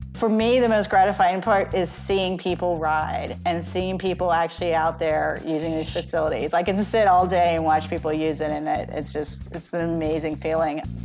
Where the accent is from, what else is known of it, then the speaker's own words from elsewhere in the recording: New Orleans, Louisiana, United States; moved away as an adult; I'm born and raised in New Orleans.